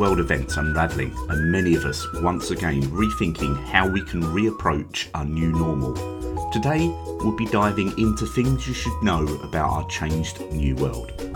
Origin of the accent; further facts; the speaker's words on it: United Kingdom; right here from my home country, the United Kingdom